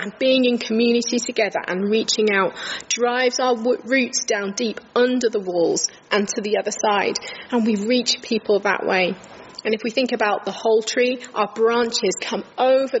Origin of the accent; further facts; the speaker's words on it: King's Lynn, East of England, United Kingdom; moved away as an adult; also born or lived in Huddersfield; I was brought up in King's Lynn in Norfolk